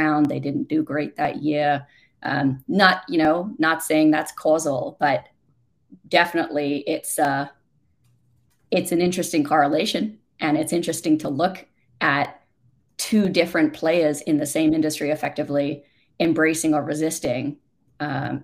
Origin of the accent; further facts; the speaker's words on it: Australia; moved away; despite being Australian